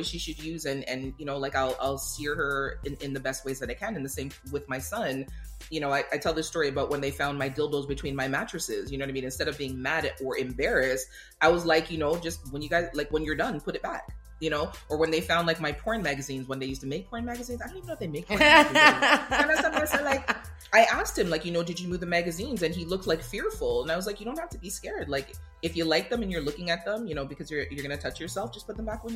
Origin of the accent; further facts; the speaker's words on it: Jamaica; growing up in Jamaica and having, you know, Jamaican parents